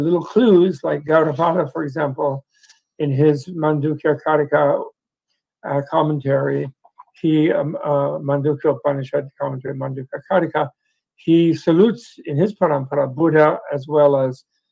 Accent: United States; being American

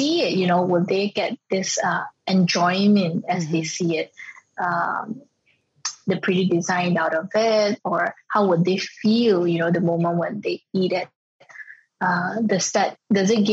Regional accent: Ipoh, Perak, Malaysia; moved away as an adult; also born or lived in France; I was from Ipoh, and then I was trained in France

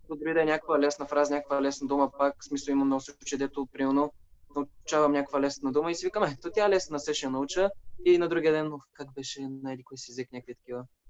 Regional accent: Sofia, Sofia City, Bulgaria; first language Bulgarian; Уча в Софийския, от София съм

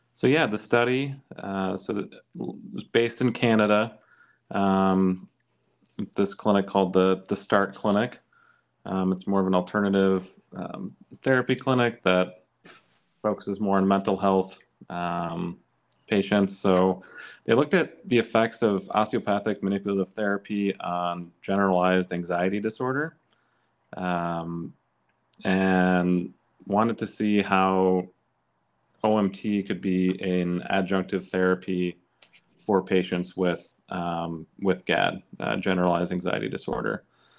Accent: Rochester, Minnesota, United States; moved away as an adult; also born or lived in Des Moines, Iowa; now in Michigan, United States; I'm originally from Rochester, Minnesota.

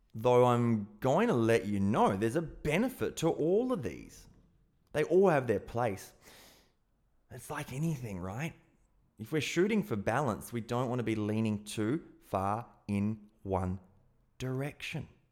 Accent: South Australia, Australia; being an Aussie and growing up in South Australia

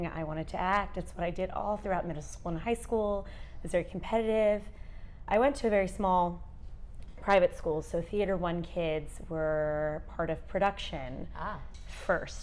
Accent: Dallas, Texas, United States; also born or lived in Houston, Texas; Texas girl at heart, born here, lived here all my life

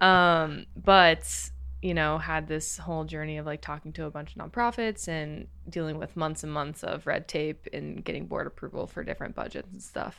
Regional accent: Crawfordsville, Indiana, United States; moved away as an adult; now in Los Angeles, United States; I'm from Crawfordsville, Indiana

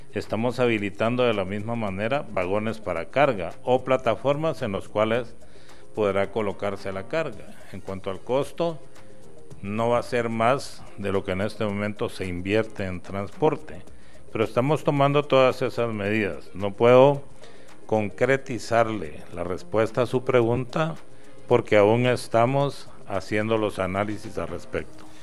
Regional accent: Guatemala

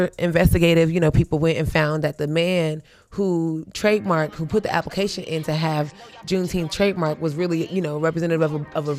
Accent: the South, United States; we grew up on the East Coast in the Dirty South

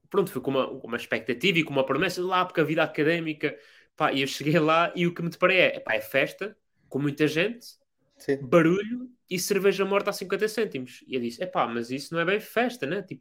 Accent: Azores, Portugal; eu sou, eu sou dos Açores, lembro-me perfeitamente quando o tremor apareceu

